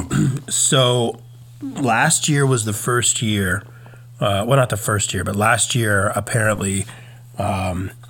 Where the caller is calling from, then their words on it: Virginia, United States; I'm recording from Virginia.